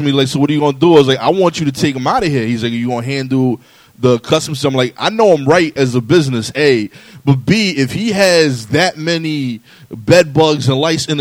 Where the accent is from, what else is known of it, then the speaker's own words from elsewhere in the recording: New York City, New York, United States; I'm from East New York, Brooklyn